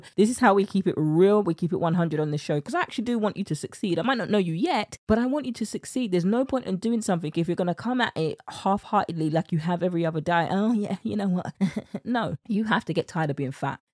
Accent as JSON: {"language": "English", "country": "United Kingdom", "accent": "British", "said": "my British accent"}